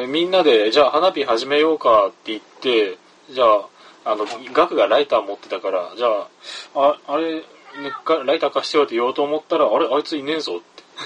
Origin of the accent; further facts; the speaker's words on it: Kumamoto, Japan; moved away; 三人とも地元熊本に帰ってきて